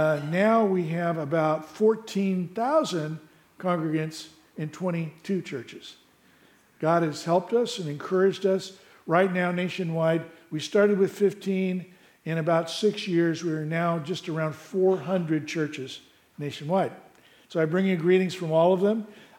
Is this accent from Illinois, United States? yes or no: no; Morgan Hill, California, United States; A little about me. I grew up in Morgan Hill. Some of you may remember when I was here. I grew up in Morgan Hill.